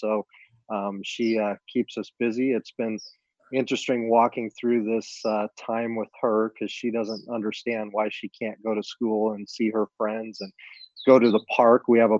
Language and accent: English; Arizona, United States; Yeah, so I was born in Arizona. I'm a native.